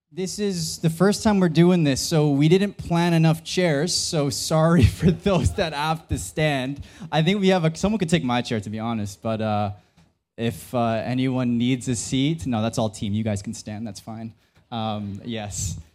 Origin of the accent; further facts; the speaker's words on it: Philippines; I'm Filipino